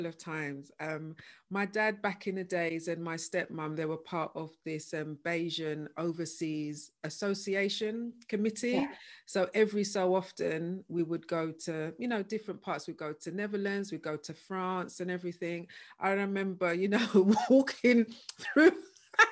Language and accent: English; London, United Kingdom; I was born in Hackney and I lived there until I was 16.